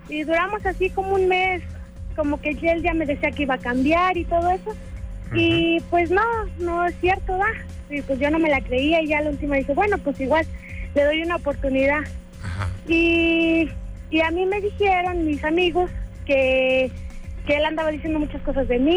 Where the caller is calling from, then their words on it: Tepatitlán, Jalisco, Mexico; acá de Tepatitlán.